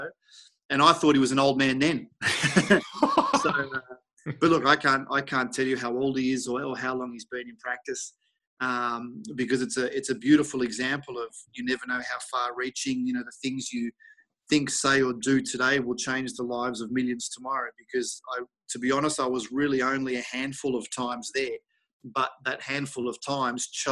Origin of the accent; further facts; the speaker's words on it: Melbourne, Victoria, Australia; moved away as an adult; also born or lived in United States; now in Germany; growing up in Melbourne in Australia